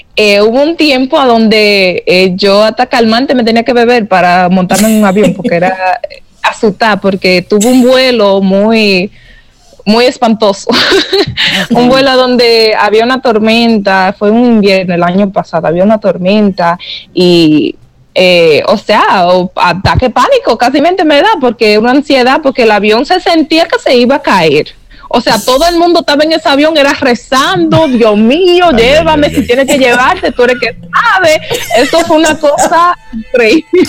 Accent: New York, United States; moved away; yo crecí en Nueva York sin familia

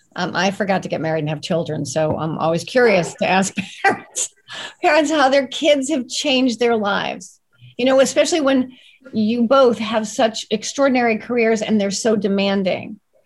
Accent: Cali, Valle del Cauca, Colombia; moved away; I grew up in Colombia, in Cali. And so I grew up with Spanish food

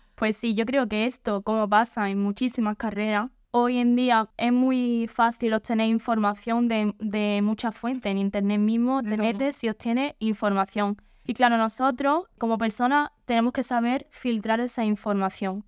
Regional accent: Manilva, Andalusia, Spain; soy del mismo pueblo de Elena, de bueno, de yo soy precisamente de Manilva

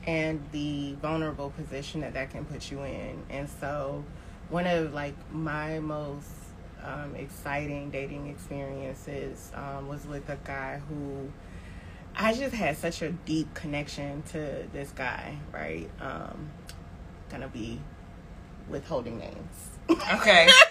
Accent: Tallahassee, Florida, United States; also born or lived in New Orleans, Louisiana; now in Atlanta, United States; I am from Tallahassee, Florida, and at this point, um, I live in Atlanta, Georgia, but recently moved from

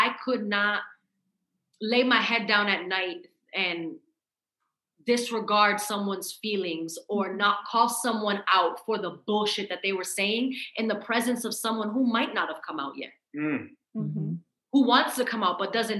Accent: Massachusetts, United States; I'm from Massachusetts

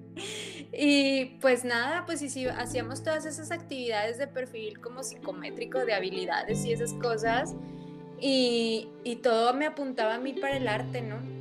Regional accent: Torreón, Coahuila, Mexico; soy oriunda de Torreón, Coahuila

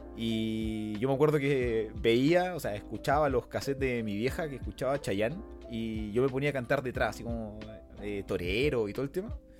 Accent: Punta Arenas, Magallanes and Chilean Antarctica, Chile; Vengo del sur de Chile, de la región más austral del país. Nací en Punta Arenas, región de Magallanes.

